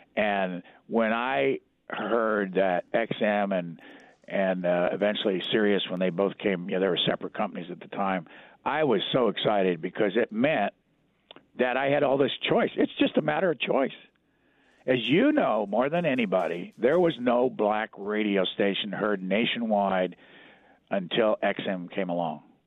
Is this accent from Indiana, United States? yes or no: yes; Lafayette, Indiana, United States; moved away as an adult; I grew up in Lafayette, Indiana.